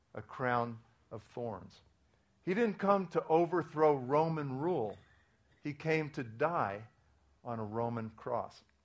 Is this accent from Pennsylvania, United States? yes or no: yes; Williamsport, Pennsylvania, United States; I was born in 1949, around the time that uh, Noah got everybody into the ark. Um, in, uh, in Williamsport, Pennsylvania, it's a Reformed Jewish home. Um, in the 1950s, the highlight of my life was Little League Baseball.